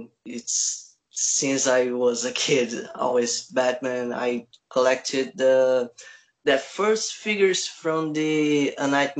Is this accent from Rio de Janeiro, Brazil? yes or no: yes; Rio de Janeiro, Brazil; English is a second language; From Brazil. Especially from Rio de Janeiro.